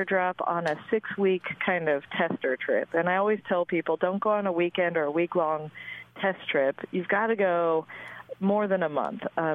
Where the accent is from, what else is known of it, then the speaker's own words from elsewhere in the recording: Colorado, United States; moved away; also born or lived in Austin, Texas; I grew up in Colorado.